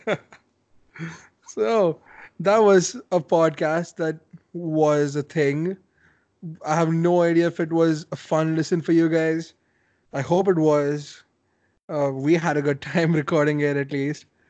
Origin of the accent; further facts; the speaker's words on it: India; I mean as an Indian